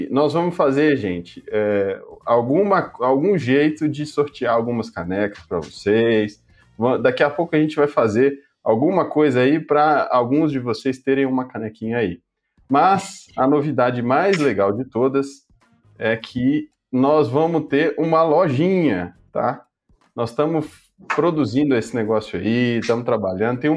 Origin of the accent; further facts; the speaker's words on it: Minas Gerais, Brazil; mineiro, né?